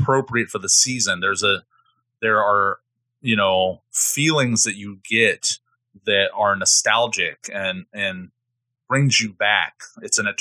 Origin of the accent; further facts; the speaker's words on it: Midwest, United States; I'm from the Midwest and I have such an important relationship with Midwestern autumns and falls